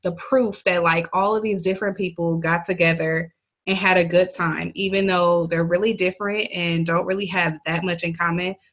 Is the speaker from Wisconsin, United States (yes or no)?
yes; Milwaukee, Wisconsin, United States; I'm from Milwaukee, Wisconsin. And born and raised.